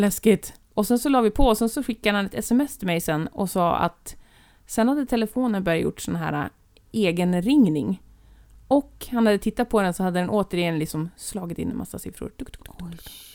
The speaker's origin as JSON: {"language": "Swedish", "town": "Härnösand", "region": "Västernorrland County", "country": "Sweden", "moved": "yes", "said": "jag befann mig hemma i Härnösand"}